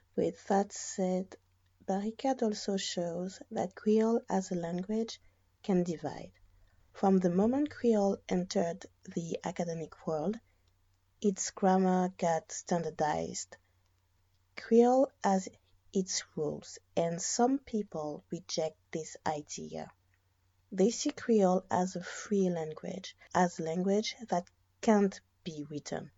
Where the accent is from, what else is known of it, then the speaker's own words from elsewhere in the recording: Guadeloupe; also born or lived in France; I was born and raised in Guadeloupe